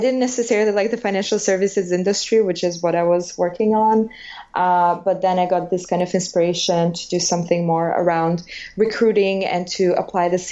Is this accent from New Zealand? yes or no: no; Albania; English is a second language; moved away as an adult; now in United States; I'm from Albania